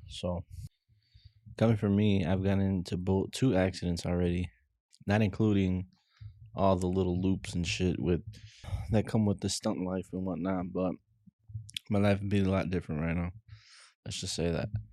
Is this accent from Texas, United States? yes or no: no; Chicago, Illinois, United States; growing up in Chicago